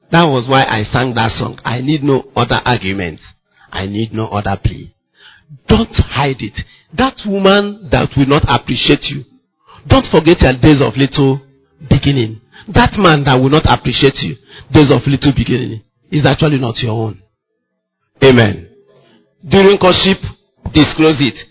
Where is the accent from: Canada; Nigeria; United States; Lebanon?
Nigeria; Ngwa, Abia; I'm from Ngwa, my wife is from Nokwa